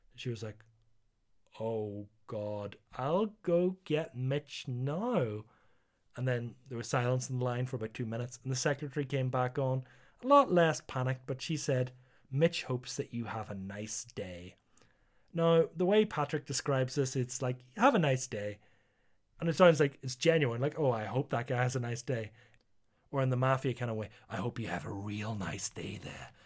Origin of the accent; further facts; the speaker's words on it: Northern Ireland, United Kingdom; I'm Northern Irish